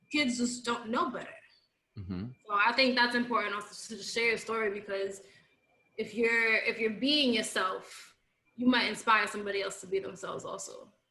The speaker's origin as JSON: {"language": "English", "town": "New York City", "region": "New York", "country": "United States", "tie": "born or raised there", "said": "I grew up in the Bronx."}